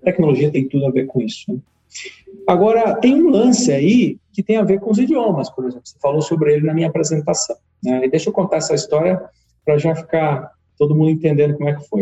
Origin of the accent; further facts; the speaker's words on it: Carapicuíba, São Paulo, Brazil; also born or lived in Osasco; Eu sou aqui de São Paulo, mas da periferia de São Paulo, né? Nasci em Osasco, cresci em Carapicuíba, sempre estudei escola pública.